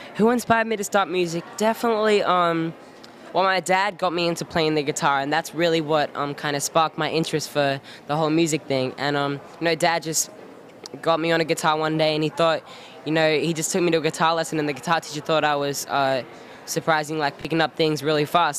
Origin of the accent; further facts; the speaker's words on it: Australia; moved away; am from Australia. You can tell by my accent